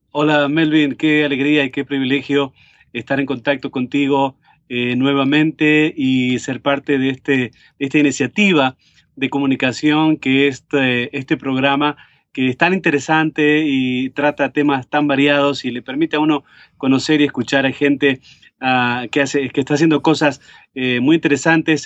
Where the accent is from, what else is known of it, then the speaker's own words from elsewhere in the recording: Montevideo, Uruguay; moved away as an adult; also born or lived in Cleveland, Tennessee; now in United States; en la ciudad de Montevideo, donde yo nací, en Uruguay